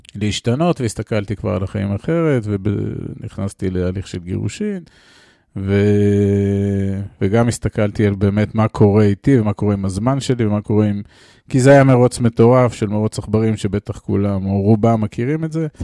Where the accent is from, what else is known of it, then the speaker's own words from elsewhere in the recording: Israel; אני גדלתי בקיבוץ אה, בשנות ה-70 וה-80 של האלף הקודם